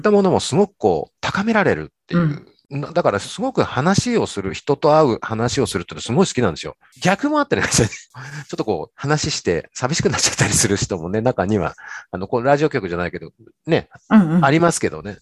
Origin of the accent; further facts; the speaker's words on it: Shimada, Shizuoka, Japan; 自分は島田市に生まれて育ってる